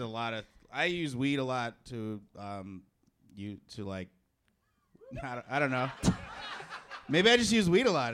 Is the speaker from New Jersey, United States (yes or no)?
no; Chicago, Illinois, United States; moved away; I'm from Chicago.